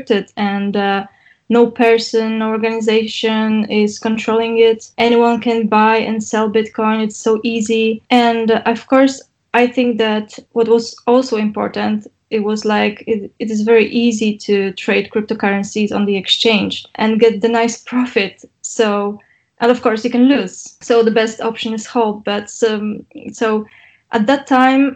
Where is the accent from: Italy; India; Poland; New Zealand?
Poland; Poznań, Greater Poland; my hometown in Poznań